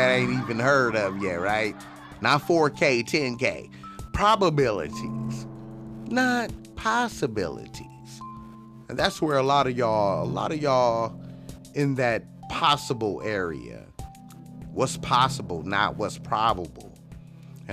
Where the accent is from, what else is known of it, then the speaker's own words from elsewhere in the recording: Compton, California, United States; also born or lived in Long Beach, California; growing up in Compton and on the north side of Long Beach